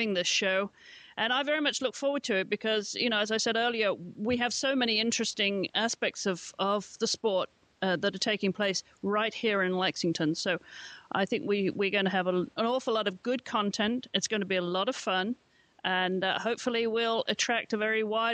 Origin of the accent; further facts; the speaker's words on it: England, United Kingdom; moved away; I grew up in England